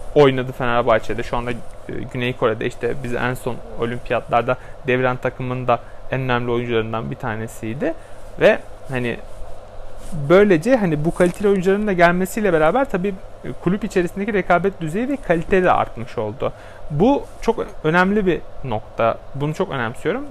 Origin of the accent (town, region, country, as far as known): Turkey